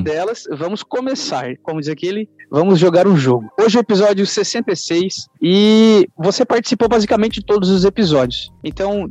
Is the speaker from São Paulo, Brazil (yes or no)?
no; Santa Catarina, Brazil; eu sou de Santa Catarina